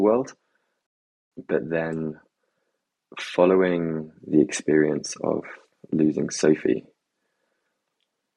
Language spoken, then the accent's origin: English; England, United Kingdom; growing up in England as well